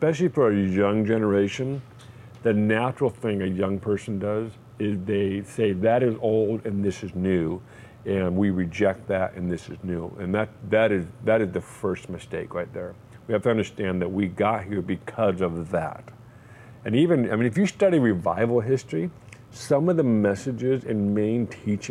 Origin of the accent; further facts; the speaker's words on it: California, United States; I lived in California pretty much my entire life, I'm an American